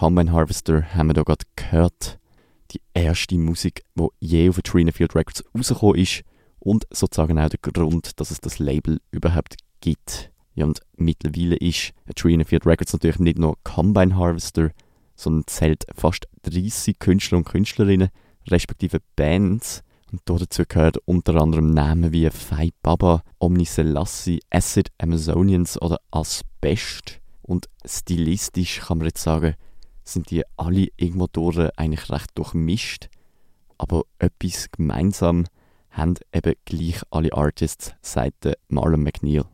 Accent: Basel, Basel-Stadt, Switzerland; Mir persönlich als Basler

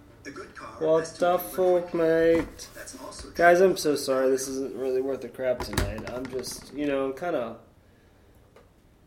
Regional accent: Sarasota, Florida, United States; growing up in Sarasota

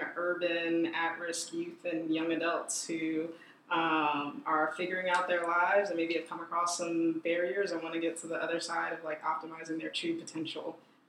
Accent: Philadelphia, Pennsylvania, United States; also born or lived in Chicago; I'm originally from Philadelphia

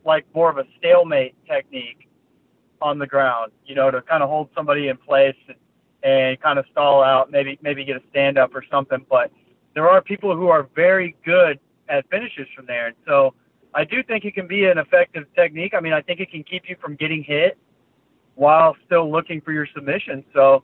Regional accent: Fort Worth, Texas, United States; I'm from Fort Worth, so Fort Worth's only 40 minutes away, 35, 40 minutes away from Dallas, and you know, I'm from a small town, kind of a small town right outside of Fort Worth

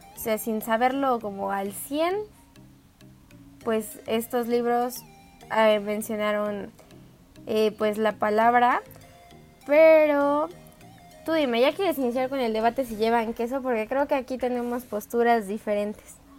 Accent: Mexico City, Mexico; sí soy chilanga

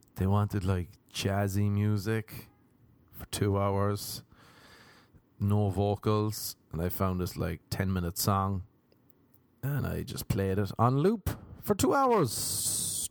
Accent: Cork, Munster, Ireland; moved away as an adult; now in United States; I came from Ireland

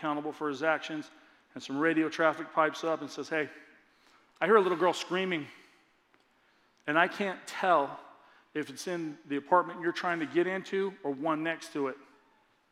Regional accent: Lakeside, California, United States; Lakeside, my hometown, about a mile from my house

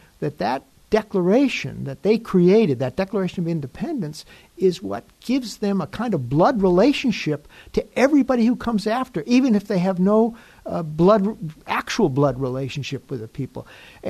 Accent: United States

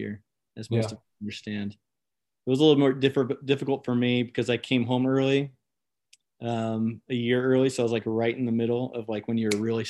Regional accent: Madera, California, United States; moved away as an adult; also born or lived in Rexburg, Idaho; So I grew up in Central California

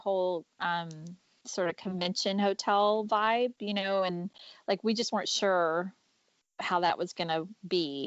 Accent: Canada; I was born in Canada

